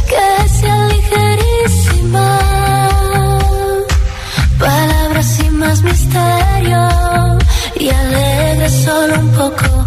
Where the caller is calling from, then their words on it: Madrid, Community of Madrid, Spain; de Madrid